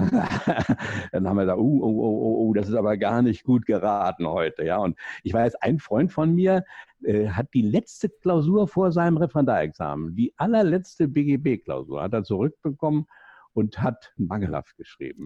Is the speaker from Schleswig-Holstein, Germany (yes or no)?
no; Berlin, Germany; accent: Berlin; Sie hören ja aus meinem äh, Jargon ein bisschen raus, ich bin Berliner